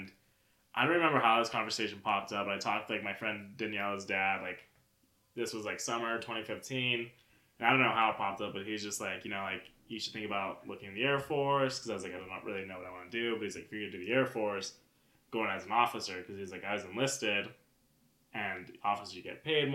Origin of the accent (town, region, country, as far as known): Albuquerque, New Mexico, United States; born or raised there